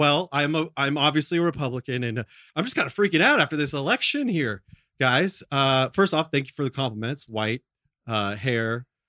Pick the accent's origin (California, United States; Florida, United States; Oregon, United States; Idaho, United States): California, United States; I'm from Orange County.